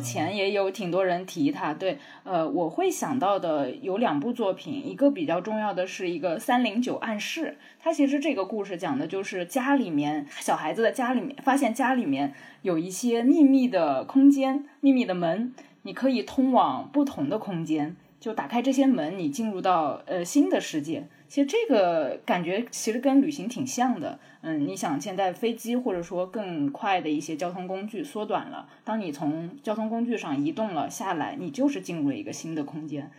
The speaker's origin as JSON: {"language": "Chinese", "region": "Jiangnan", "country": "China", "tie": "born or raised there", "said": "我老家是在江南的乡下"}